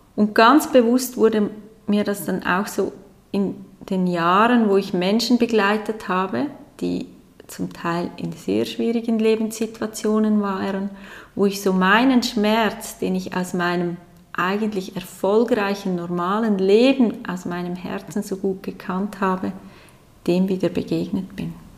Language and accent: German; Aargau, Switzerland; Ich bin aufgewachsen mit zwei Geschwistern in einer normalen Familie, sage ich jetzt mal, in einem kleinen Dorf im Aargau